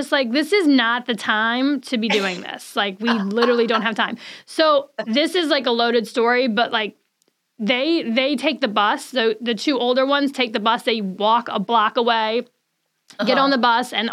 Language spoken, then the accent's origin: English; New Orleans, Louisiana, United States; we're from New Orleans